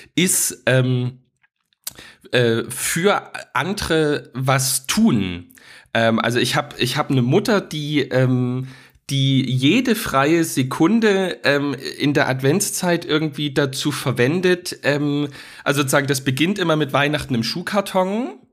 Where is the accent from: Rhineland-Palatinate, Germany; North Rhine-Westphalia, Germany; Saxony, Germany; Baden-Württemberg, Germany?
Saxony, Germany; Dresden; in Dresden, wo ich aufgewachsen bin